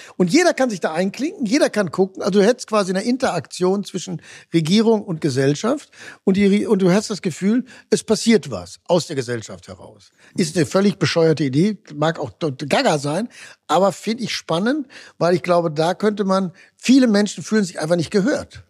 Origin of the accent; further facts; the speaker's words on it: Ruhr area, North Rhine-Westphalia, Germany; ich komme nun aus dem Ruhrgebiet, das war sehr stark sozialdemokratisch